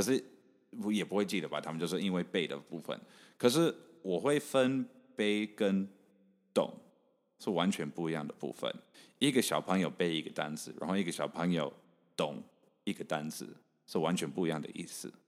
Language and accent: Chinese; Canada; moved away as an adult; also born or lived in Taichung, Taiwan; now in Taiwan; 所以其实英文是我第二个语文。所以我是台中出生，你刚刚有有提到这个，所以我大概三岁半、四岁半到加拿大的时候，我我完全不会讲英文， 嗯、 我是中文、台语跟客家话都会讲